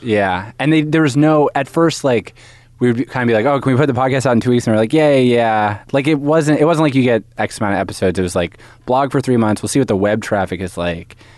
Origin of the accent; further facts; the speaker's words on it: Haverford, Pennsylvania, United States; Haverford, Pennsylvania. It's, like, outside Philadelphia